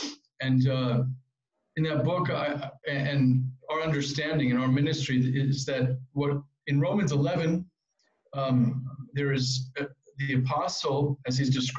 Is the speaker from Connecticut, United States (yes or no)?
yes; West Hartford, Connecticut, United States; now in Israel; As you can hear from my accent or lack of, I'm also an American Jew who was born and raised in West Hartford, Connecticut, and still carry an American passport as well as my Israeli one.